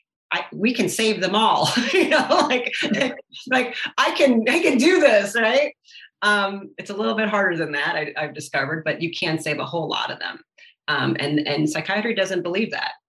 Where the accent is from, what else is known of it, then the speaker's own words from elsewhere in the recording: Detroit, Michigan, United States; my growing up and my background of where I grew up in Detroit